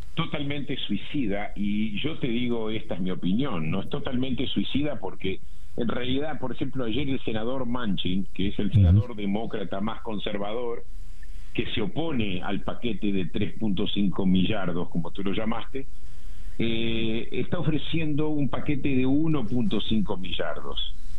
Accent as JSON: {"language": "Spanish", "country": "Uruguay", "tie": "born or raised there", "moved": "yes", "said": "yo crecí en Uruguay"}